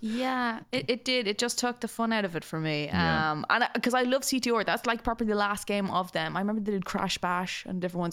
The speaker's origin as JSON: {"language": "English", "country": "Ireland", "tie": "born or raised there", "said": "growing up in the country"}